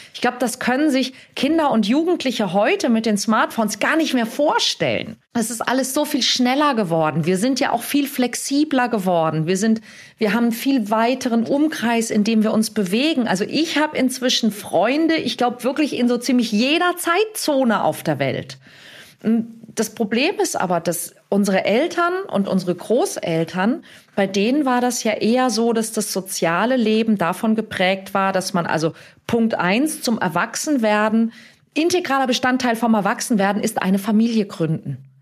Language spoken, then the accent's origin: German; Hamburg, Germany; in meiner Heimatstadt Hamburg